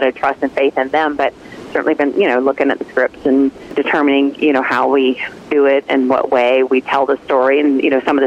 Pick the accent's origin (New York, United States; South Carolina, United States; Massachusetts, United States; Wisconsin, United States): South Carolina, United States; I'm from South Carolina